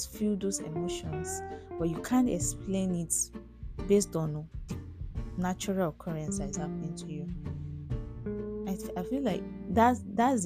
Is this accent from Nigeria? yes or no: yes; Nigeria; as a Nigerian adult